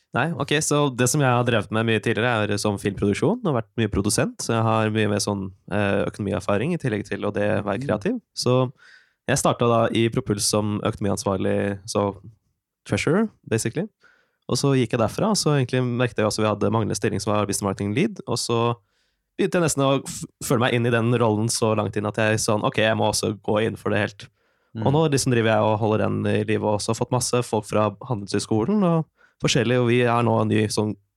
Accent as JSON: {"language": "Norwegian", "region": "Oslo", "country": "Norway", "moved": "as an adult", "lives_now": "Trondheim, Norway", "said": "Jeg kommer egentlig fra Oslo"}